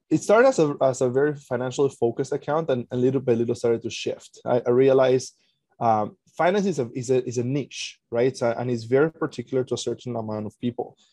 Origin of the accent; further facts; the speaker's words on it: Venezuela; now in Canada; I'm originally from Venezuela, live in Canada